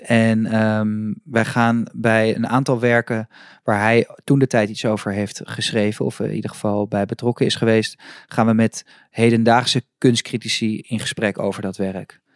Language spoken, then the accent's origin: Dutch; Amsterdam, North Holland, Netherlands; ik kom uit Amsterdam en ik fiets iedere ochtend naar mijn, naar, naar mijn studio door het Vondelpark